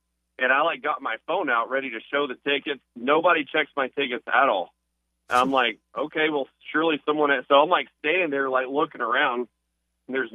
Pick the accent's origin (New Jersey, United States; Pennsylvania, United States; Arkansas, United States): Arkansas, United States; South; I grew up in South Arkansas, going to War Memorial for years